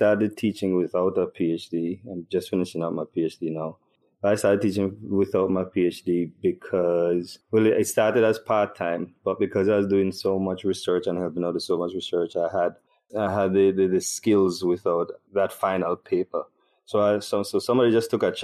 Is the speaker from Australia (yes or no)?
no; Trinidad & Tobago; now in Jamaica; I'm originally from Trinidad and Tobago, but I've been living in Jamaica for the past 14 years